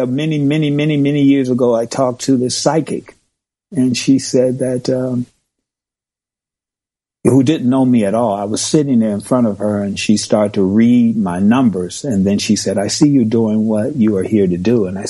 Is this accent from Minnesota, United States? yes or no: no; Chicago, Illinois, United States; moved away; I was born and raised in Chicago, on the south side of Chicago